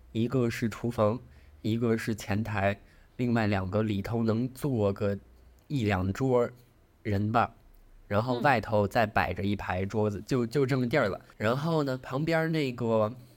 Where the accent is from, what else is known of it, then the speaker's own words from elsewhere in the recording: China; now in London, United Kingdom; 咱就是中国人